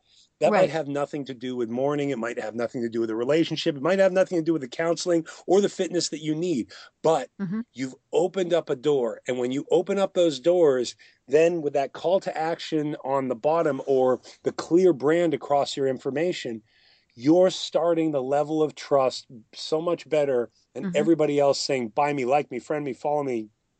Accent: Boston, Massachusetts, United States; I'm from Boston, but I talked about I made a quick joke about the Cubs.

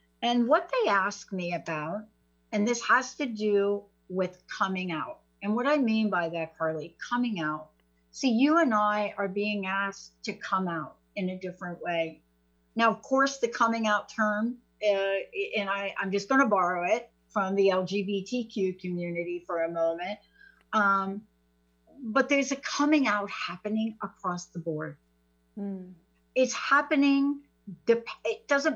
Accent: East Coast, United States; now in Seattle, United States; I'm from the East Coast

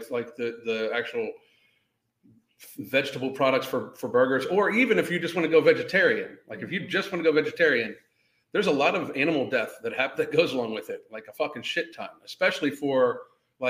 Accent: Western Pennsylvania, United States; when I grew up in Western Pennsylvania

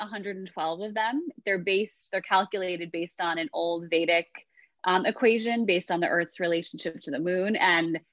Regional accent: New York, United States; I'm from New York. I grew up with like a breadwinner mother

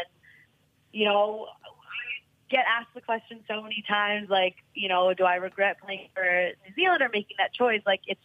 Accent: Los Angeles, California, United States; first language English; moved away as an adult; also born or lived in Sweden; I was born and raised in Los Angeles

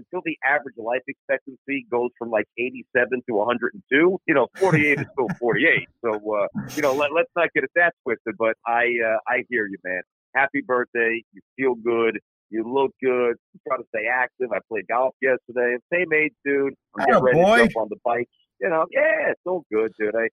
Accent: New York City, New York, United States; I'm from Brooklyn

